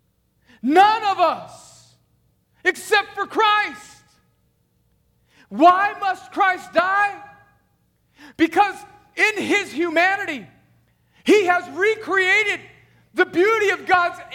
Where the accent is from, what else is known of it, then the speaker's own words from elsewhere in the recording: United States; moved away; I grew up on the Mexican border where my high school team had great soccer teams